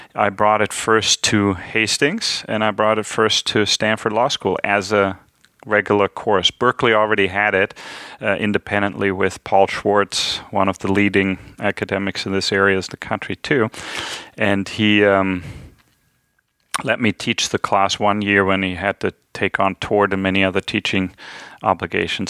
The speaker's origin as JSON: {"language": "English", "region": "Hesse", "country": "Germany", "said": "I'm from the German state of Hessen"}